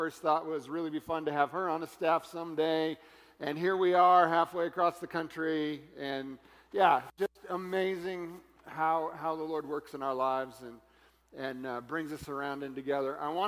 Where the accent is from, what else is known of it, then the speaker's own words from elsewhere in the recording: Florida, United States; But since we're from Florida, I guess anything like this is a little crazy.